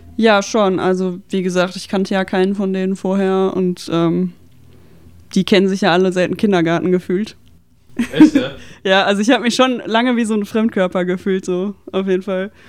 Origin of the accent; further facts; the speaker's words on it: Dortmund, North Rhine-Westphalia, Germany; ich komme aus Dortmund und ich bin so im Umkreis Dortmund-Schwerte sozialisiert.